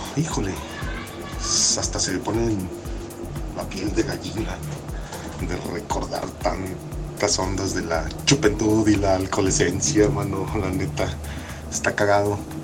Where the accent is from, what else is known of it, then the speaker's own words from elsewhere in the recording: Mexico; crecimos en México